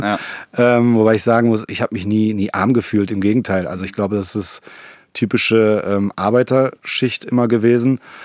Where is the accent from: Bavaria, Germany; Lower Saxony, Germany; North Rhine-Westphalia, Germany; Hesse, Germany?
North Rhine-Westphalia, Germany; Essen; wir kommen ja beide aus Essen